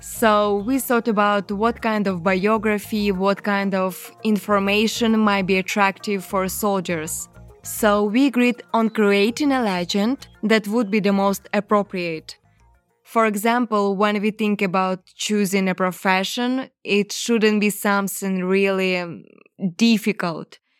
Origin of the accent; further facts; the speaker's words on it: Ukraine; English is a second language; they came to my country to kill my people